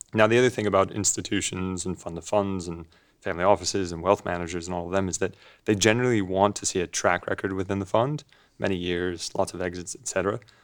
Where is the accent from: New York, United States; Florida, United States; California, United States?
California, United States; Los Angeles; accent: funny; moved away as an adult; also born or lived in Edinburgh, United Kingdom; I grew up in Los Angeles